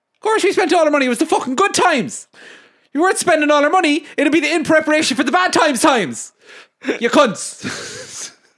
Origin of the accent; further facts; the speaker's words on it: Ireland; I love being Irish